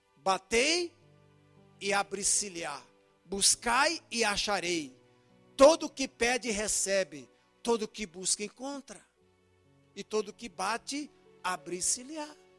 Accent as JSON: {"language": "Portuguese", "country": "Brazil", "said": "eu sou crente e sou brasileiro"}